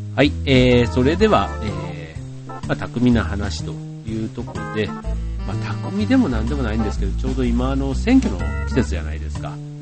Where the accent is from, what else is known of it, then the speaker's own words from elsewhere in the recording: Osaka, Japan; 自分はあの、大阪出身